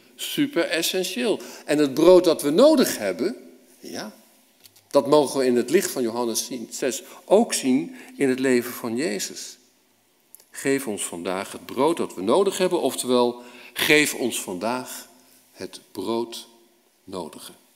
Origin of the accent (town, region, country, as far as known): Netherlands